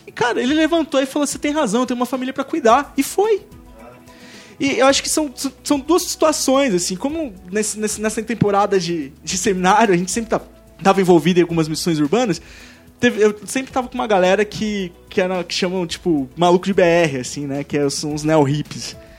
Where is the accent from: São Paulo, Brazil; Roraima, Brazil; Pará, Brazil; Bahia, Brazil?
São Paulo, Brazil; accent: paulista; ele ouviu o meu sotaque, eu tinha um sotaque muito mais forte, tipo, paulista